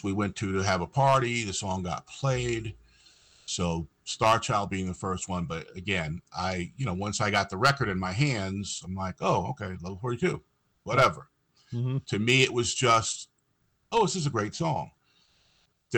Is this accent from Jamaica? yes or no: no; New York area, United States; growing up in New York area